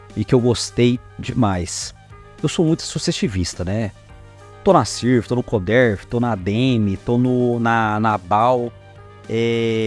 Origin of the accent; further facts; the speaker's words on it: Goiás, Brazil; nós somos goiano